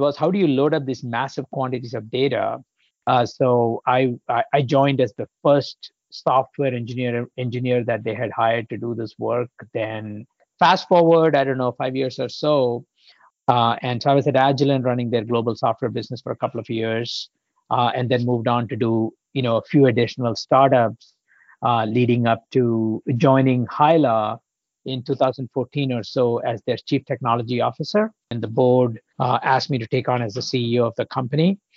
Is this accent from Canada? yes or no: no; India; moved away as an adult; also born or lived in Poland / Illinois, United States; now in United States; I grew up in India